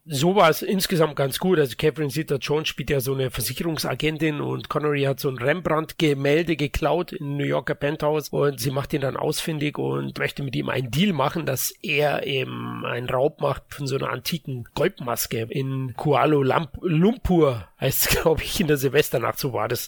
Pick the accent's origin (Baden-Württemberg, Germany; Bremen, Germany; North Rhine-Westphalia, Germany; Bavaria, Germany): Bavaria, Germany; ich bin auch aufgewachsen im ARD und ORF, was wir hier in Bayern zusätzlich empfangen haben